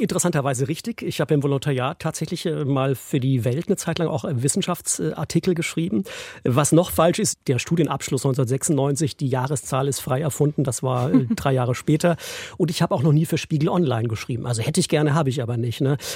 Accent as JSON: {"language": "German", "town": "Esslingen am Neckar", "region": "Baden-Württemberg", "country": "Germany", "tie": "born or raised there", "also_born_or_lived": "Stuttgart / Freiburg / Brighton", "said": "ich bin in Essling geboren, bei Stuttgart"}